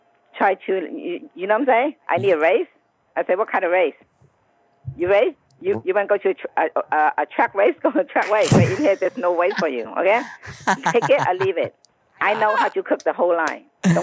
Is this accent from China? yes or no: yes; China; moved away; I'm Chinese.